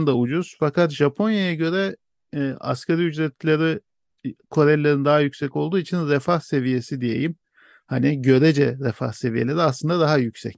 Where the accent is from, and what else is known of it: Turkey